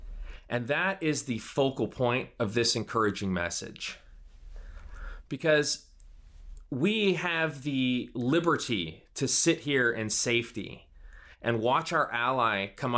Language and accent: English; United States; as an American and as a Christian